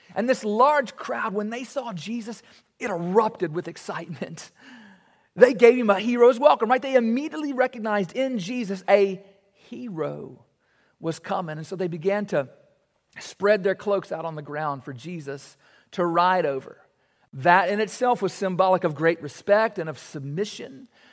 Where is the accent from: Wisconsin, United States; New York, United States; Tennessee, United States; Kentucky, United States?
Kentucky, United States; Warren East High School; playing basketball at Warney's High School